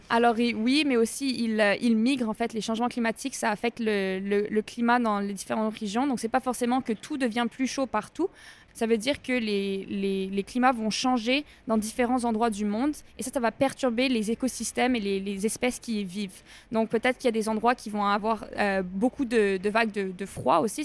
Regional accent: Canada; je viens du Canada

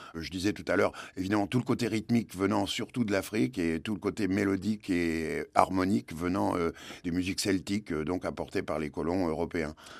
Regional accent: Caen, Normandy, France; Quand on est normand, euh, je suis né à Caen, dans le Calvados

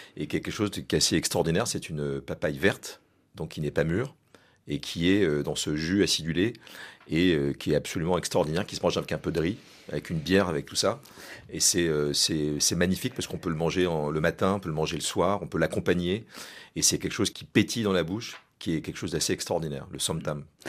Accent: France; on est français

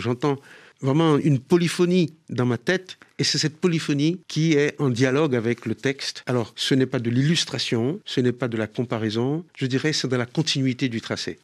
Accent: Haiti

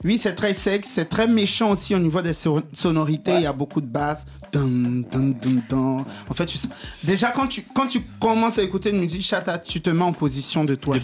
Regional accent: Côte d’Ivoire; On vient en Côte d'Ivoire, mon pays, le mhm. pays que j'aime tant

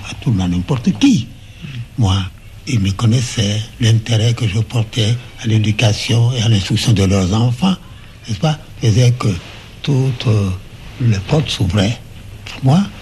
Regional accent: Porto-Novo, Ouémé, Benin; also born or lived in Saint-Louis, Senegal; Je suis né à Porto Novo, qui était l'ancienne capitale du Dahomey

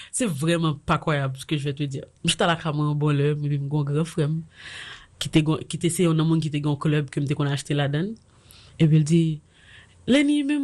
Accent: Haiti; parce que je suis haïtien, parce que je suis femme, et parce que je suis vaudouisant

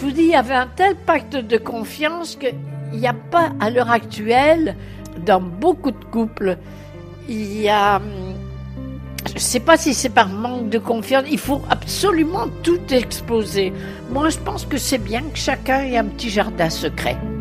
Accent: Belgium; now in Paris, France; Je suis belge d'origine, j'ai épousé un Français

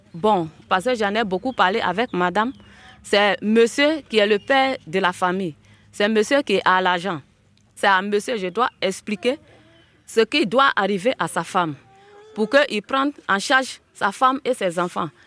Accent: Djulé, near Logoualé, Montagnes, Côte d’Ivoire; moved away as an adult; now in Logoualé, Côte d'Ivoire; Je suis originaire de Djulé, à quelques kilomètres de l'Ouale, sur la route de Yaplé.

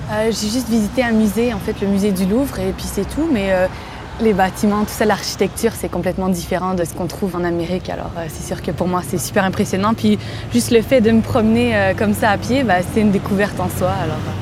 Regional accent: Quebec, Canada; moved away as an adult; now in Paris, France; j'ai 26 ans, je viens du Québec

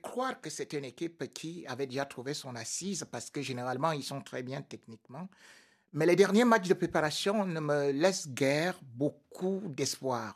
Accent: Cameroon; je suis Camerounais

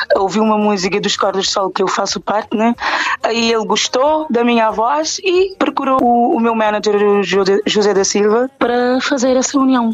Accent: Cape Verde; a minha, a minha terra, Cabo Verde

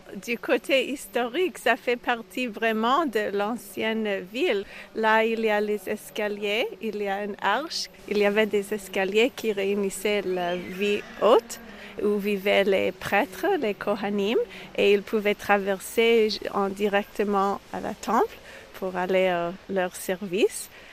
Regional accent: Montreal, Quebec, Canada; moved away as an adult; now in Israel; je suis née à Montréal et j'habite euh, en Israël pendant 18 ans

